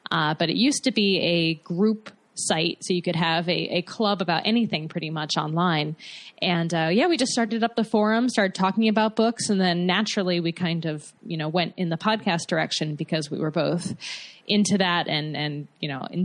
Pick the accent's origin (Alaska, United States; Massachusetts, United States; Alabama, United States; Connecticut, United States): Connecticut, United States; West Hartford; Oh, right on. I'm from West Hartford.